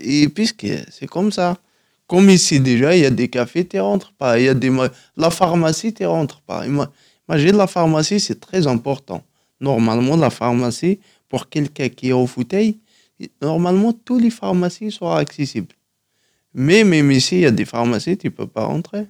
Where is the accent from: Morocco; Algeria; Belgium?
Algeria; Tizi Ouzou, Tizi Ouzou Province; first language Kabyle; French is a second language; moved away as an adult; now in Paris, France; à Tizi Ouzou, ouais, en Kabylie.